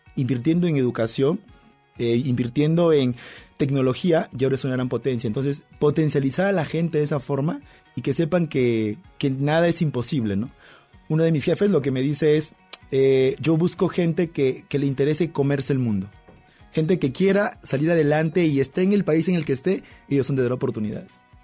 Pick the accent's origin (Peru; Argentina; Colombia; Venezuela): Peru; Yo soy peruano